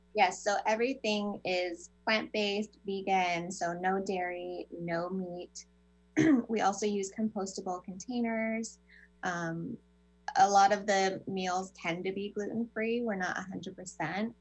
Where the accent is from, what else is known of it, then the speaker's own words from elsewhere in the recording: California, United States; I grew up in California